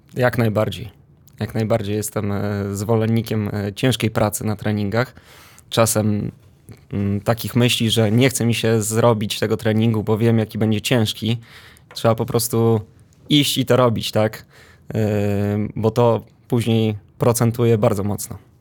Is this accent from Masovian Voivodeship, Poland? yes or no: yes; Warsaw, Masovian Voivodeship, Poland; Pochodzę z Ursynowa, dokładniej z Grabowa.